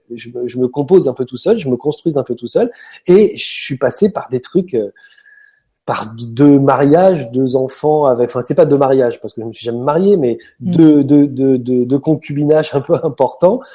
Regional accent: Paris suburbs, Île-de-France, France; Je viens d'une banlieue parisienne où il n'y a pas de place pour, euh, pour l'air

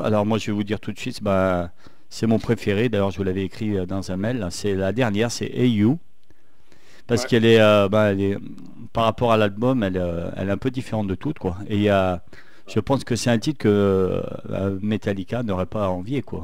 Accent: Saint-Étienne, Auvergne-Rhône-Alpes, France; accent: stéphanois; avec mon accent stéphanois

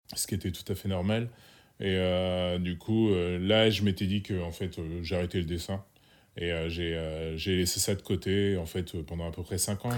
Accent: Sens, Bourgogne-Franche-Comté, France; je suis originaire de Sens, un petit bled en Bourgogne

